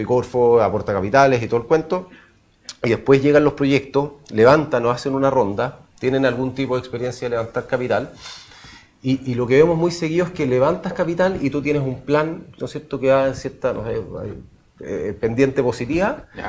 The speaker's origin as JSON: {"language": "Spanish", "country": "Chile", "said": "como chilenos"}